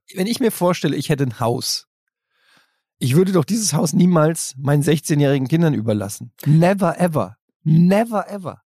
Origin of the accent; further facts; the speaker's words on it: Germany; in der Großstadt wo ich groß geworden bin